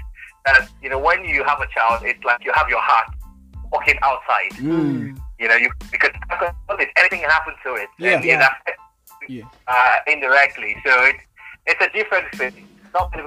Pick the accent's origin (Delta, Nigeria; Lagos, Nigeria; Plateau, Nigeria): Lagos, Nigeria; also born or lived in Jos / Ajegunle / Surulere; I grew up in Lagos, but I was born in Jos.